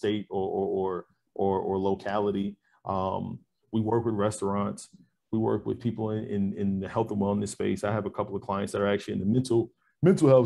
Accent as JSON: {"language": "English", "region": "New York", "country": "United States", "tie": "born or raised there", "moved": "yes", "lives_now": "Texas, United States", "said": "I grew up in New York"}